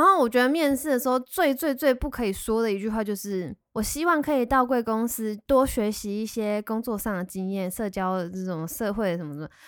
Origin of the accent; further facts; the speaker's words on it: Taiwan; moved away as an adult; 出国这些年，然后就觉得都没有好好地就是认识台湾